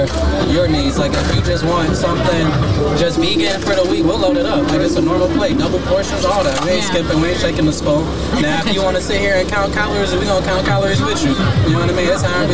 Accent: the South, United States; also born or lived in Decatur; We're from the South, so a lot of our dishes are Southern-based.

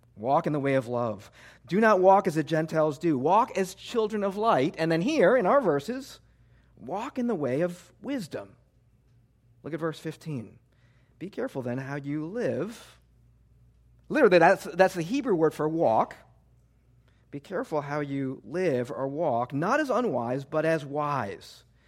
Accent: Midwest, United States; moved away as an adult; now in New Jersey, United States; I was born and raised in the Midwest

